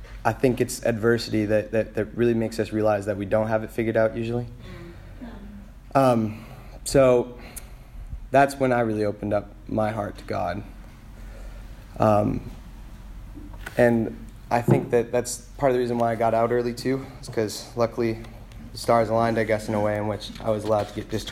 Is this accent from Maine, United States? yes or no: yes; Maine, United States; I grew up in Maine